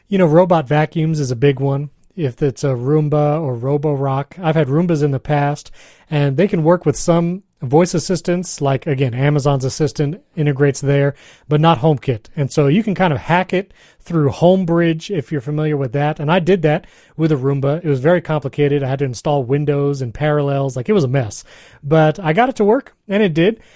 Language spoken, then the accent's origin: English; New York, United States; I grew up in New York, here in the States